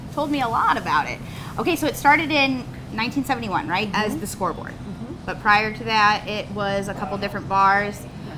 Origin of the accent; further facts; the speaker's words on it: Midwest, United States; I am from the Midwest